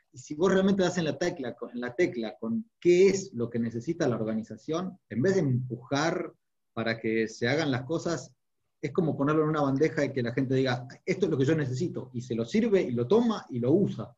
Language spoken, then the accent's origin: Spanish; Argentina; fuera de la Argentina, de donde soy originario